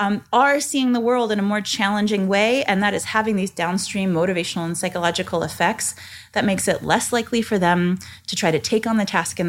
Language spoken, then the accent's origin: English; Nebraska, United States; I grew up in Nebraska, actually, where Kool-Aid is from. It originated in Nebraska.